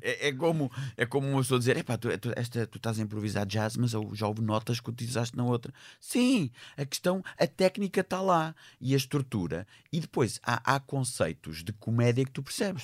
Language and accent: Portuguese; Portugal; Eu sou português